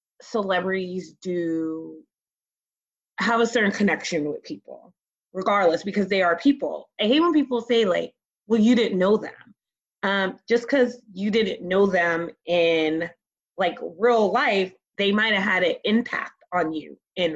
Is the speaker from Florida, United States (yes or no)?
no; California, United States; we are from California